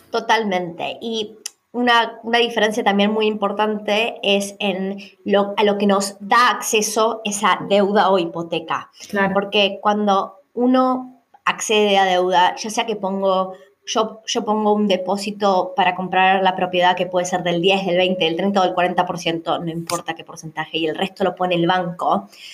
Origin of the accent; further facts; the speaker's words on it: Argentina; now in Australia; tanto vos como yo somos argentinas